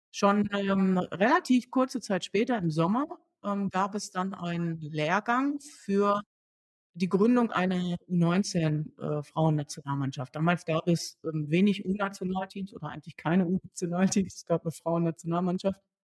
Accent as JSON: {"language": "German", "town": "Duisburg", "region": "North Rhine-Westphalia", "country": "Germany", "tie": "born or raised there", "also_born_or_lived": "Siegen", "said": "In Duisburg groß geworden"}